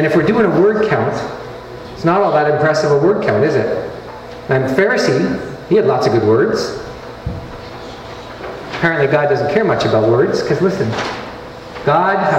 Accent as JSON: {"language": "English", "country": "Canada", "said": "I'm Canadian"}